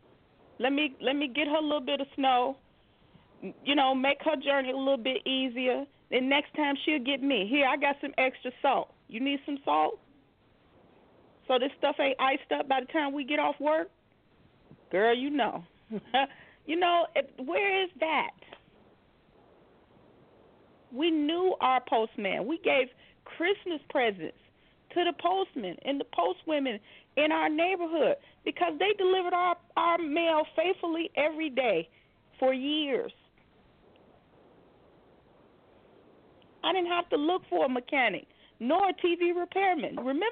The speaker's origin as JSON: {"language": "English", "town": "Chicago", "region": "Illinois", "country": "United States", "moved": "yes", "said": "I'm from Chicago"}